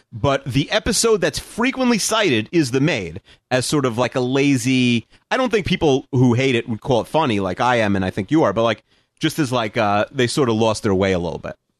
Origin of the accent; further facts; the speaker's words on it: Long Island, New York, United States; I'm from Long Island, but we're only, where I live is only like a ten minute drive from, like, Queens